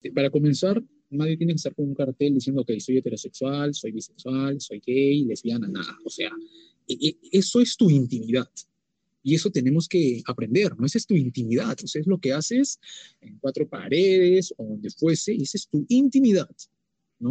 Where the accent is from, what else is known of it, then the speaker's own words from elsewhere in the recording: Peru; nosotros como, peruanos